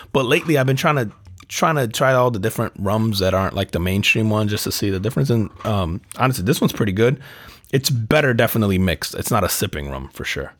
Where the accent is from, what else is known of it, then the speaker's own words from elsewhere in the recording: New Jersey, United States; growing up in New Jersey